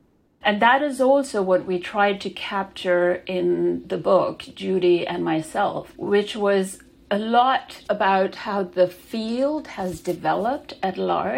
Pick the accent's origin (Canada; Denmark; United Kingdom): Denmark; also born or lived in Pakistan; I was born in Denmark to parents that had moved there from Pakistan. So my childhood was spent shuffling back and forth between those two countries.